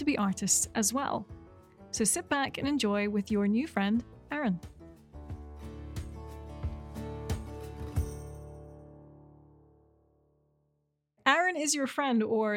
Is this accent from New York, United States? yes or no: yes; New York City, New York, United States; I'm a musician from New York City